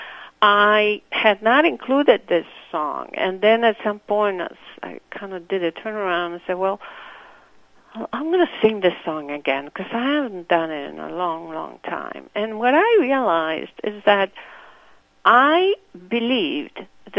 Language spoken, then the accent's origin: English; Santiago, Santiago Metropolitan Region, Chile; first language Spanish; English is a second language; moved away as an adult; now in Milwaukee, United States; I grew up in Santiago